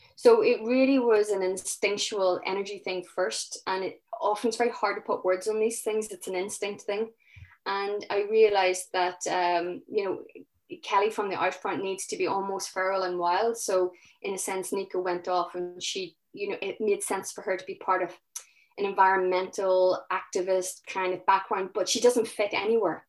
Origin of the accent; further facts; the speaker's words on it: Northern Ireland, United Kingdom; I'm from Northern Ireland, so I started researching about traumas locally. And, you know, you know, I, I grew up, I was eleven when the Good Friday Agreement happened